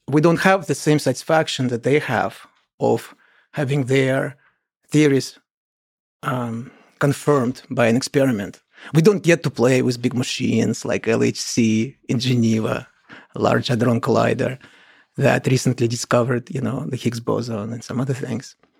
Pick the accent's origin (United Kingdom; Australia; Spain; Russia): Russia; Kolomna, Moscow Oblast; I grew up in the Soviet Union, in a small town near Moscow called Kolomna.